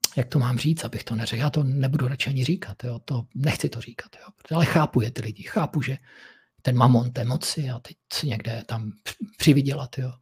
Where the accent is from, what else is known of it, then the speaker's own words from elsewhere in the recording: Moravia, Czechia; u nás na Moravě